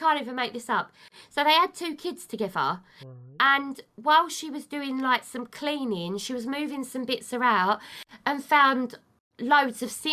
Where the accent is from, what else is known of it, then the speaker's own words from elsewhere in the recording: United Kingdom; I'm British.